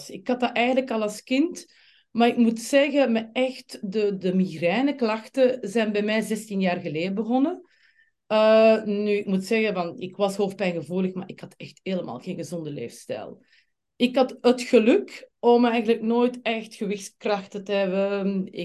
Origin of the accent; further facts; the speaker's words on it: Flanders, Belgium; accent: Flemish; moved away as an adult; now in Amsterdam, Netherlands; Eh, ik kom oorspronkelijk uit België, zoals waarschijnlijk de meeste van jullie nu al zullen opgepikt hebben. Van dat Vlaamse accentje ga ik eh, niet afgeraken. ik woon in met mijn man Filip en twee kinderen, twee teenagers, Maxim en Sienna in Amsterdam.